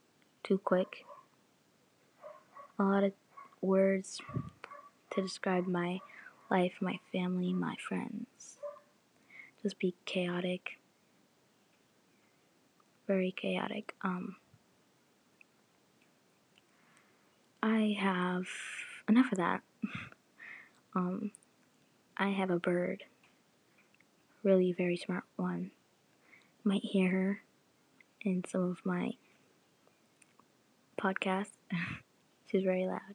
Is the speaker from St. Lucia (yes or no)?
no; Canada; also born or lived in Jamaica; I was born in Jamaica, and then 3 years of age came, and I went to Canada